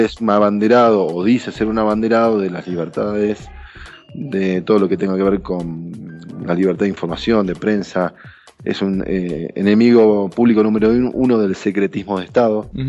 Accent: Argentina; soy argentino

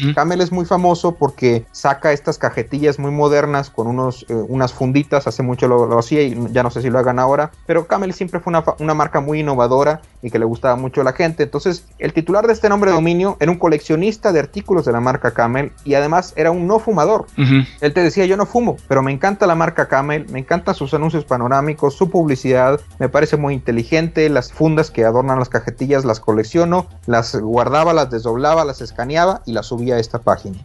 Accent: Mexico; Yo soy el segundo mexicano

